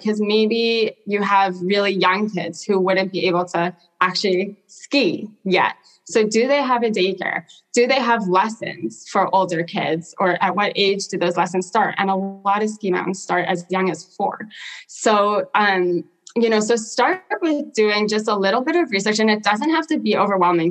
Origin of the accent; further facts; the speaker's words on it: Portland, Oregon, United States; also born or lived in South Africa; I grew up in South Africa for the first part of my life and moved to Portland, Oregon when I was 10